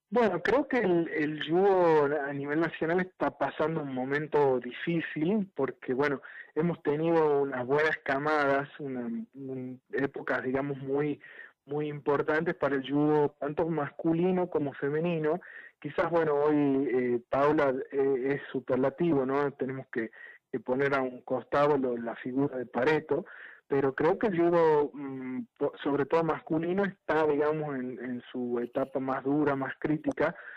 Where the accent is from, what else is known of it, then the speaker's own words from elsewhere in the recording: Tucumán, Argentina; moved away as an adult; now in Santiago del Estero, Argentina; estamos en Santiago del Estero, bueno, recién mudados para acá, si bien somos tucumanos